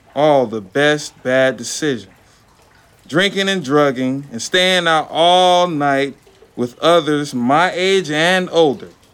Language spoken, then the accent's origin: English; Lakeland, Florida, United States; also born or lived in Bartow, Florida; am from Lakeland, Polk County, Central Florida. Born in Bartow, raised in Lakeland